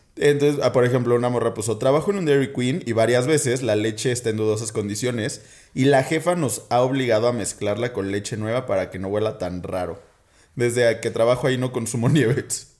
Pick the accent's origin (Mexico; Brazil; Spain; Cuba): Mexico; Guadalajara, Jalisco; now in Mexico City, Mexico; yo soy de Guadalajara, ¿no? Entonces en Guadalajara tenemos costumbres bien extrañas.